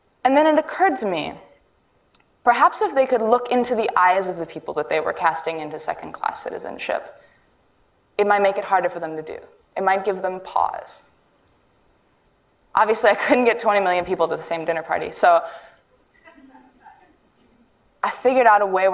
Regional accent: New York City, New York, United States; I'm an artist born and raised in New York City.

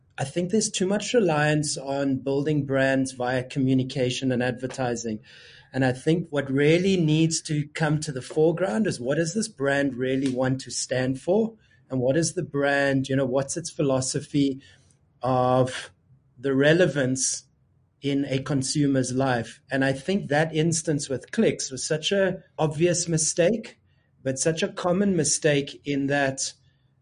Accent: South Africa; we're South African and we're African

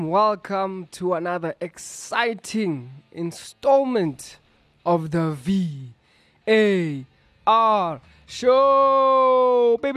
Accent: the South, United States; I'm actually not, I'm from the South.

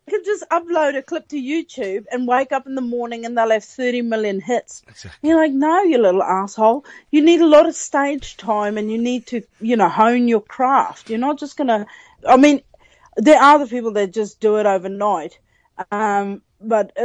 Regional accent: Benoni, Gauteng, South Africa; moved away as an adult; now in New Zealand; I'm South African. I moved to New Zealand 10 years ago.

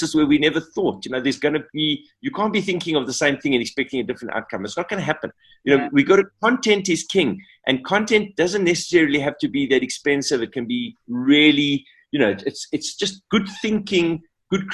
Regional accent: South Africa; we as a South African kind of creative nation

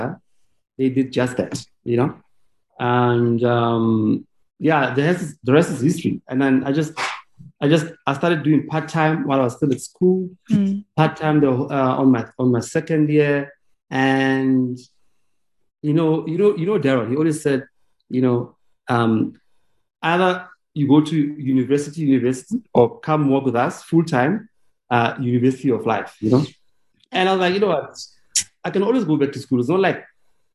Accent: Vereeniging, Gauteng, South Africa; I went to General Smuts in Vereeniging

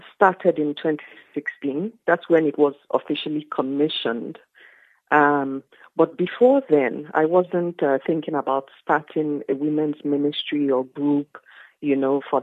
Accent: Nigeria; moved away as an adult; now in South Africa; I am Nigerian. I have lived in South Africa for close to 20 years now

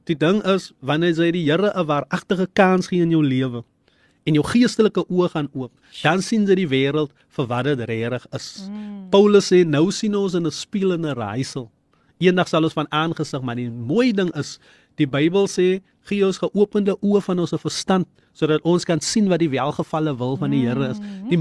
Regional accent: Eerste River, Western Cape, South Africa; Maar ek is van Eesterivier en ek kom sommer krag nou in die studio.

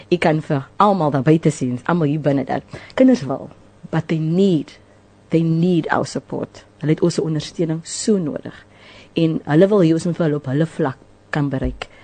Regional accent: Cape Town, Western Cape, South Africa; also born or lived in Mitchells Plain; Ek is eintlik 'n inboorlinge van Delft ons het uit Mitchells Plain het getrek op die ouderdom

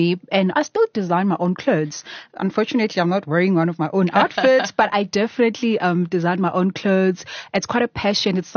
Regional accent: Durban, KwaZulu-Natal, South Africa; moved away as an adult; now in Johannesburg, South Africa; I was born and raised in Durban.

